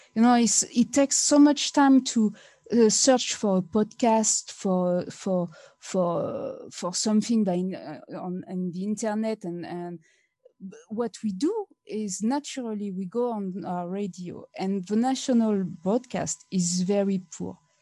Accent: France; English is a second language; moved away; I'm come from France

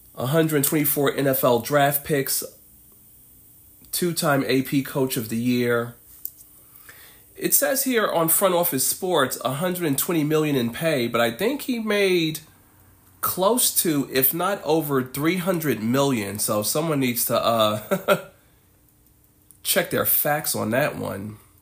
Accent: New York City, New York, United States; I am a New Yorker

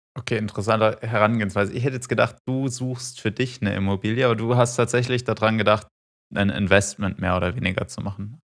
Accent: Freiburg, Baden-Württemberg, Germany; now in Munich, Germany; ich komme aus Freiburg

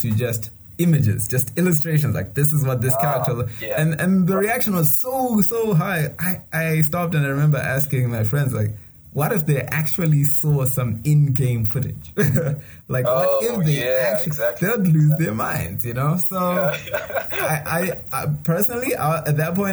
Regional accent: Zimbabwe; you say Zimbabwe

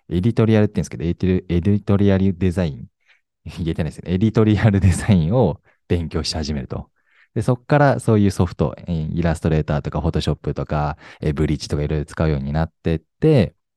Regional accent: Sapporo, Hokkaido, Japan; also born or lived in Fukushima Prefecture; 福島県生まれ、現在今32歳でございます。えー、福島にいたのはもう一瞬で、その後すぐ札幌に行きまして、札幌で育ったんですけれども

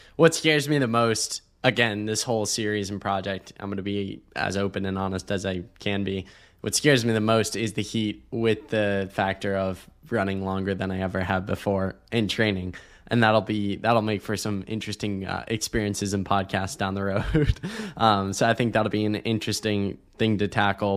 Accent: Ohio, United States; now in Austin, United States; growing up in Ohio

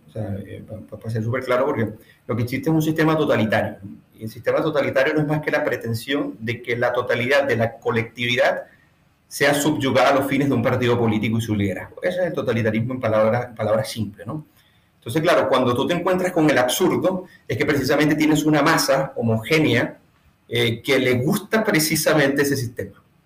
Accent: Venezuela; moved away as an adult; now in Chile; quienes somos las diáspora venezolanas

